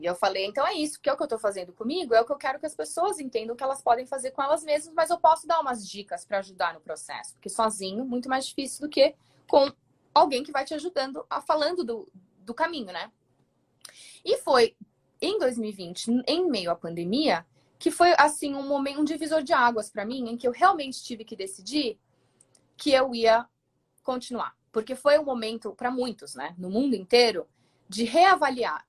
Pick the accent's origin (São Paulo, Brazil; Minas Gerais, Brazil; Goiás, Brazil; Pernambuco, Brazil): São Paulo, Brazil; moved away as an adult; now in Colorado, United States; eu sou de São Paulo, acho que pelo sotaque de certo, que já vão saber